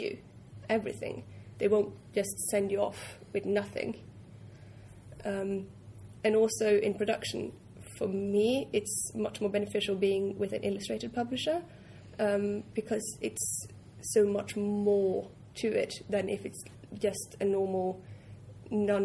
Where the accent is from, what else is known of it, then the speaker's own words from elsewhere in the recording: Norway; moved away; I'm from Norway, I'm used to being very direct